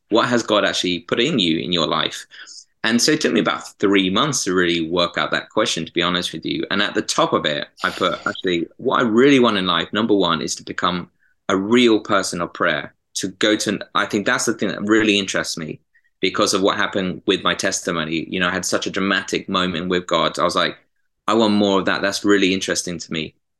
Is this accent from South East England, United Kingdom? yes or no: yes; Epsom, South East England, United Kingdom; now in Manchester, United Kingdom; I'm from Epsom originally, uh, near southwest London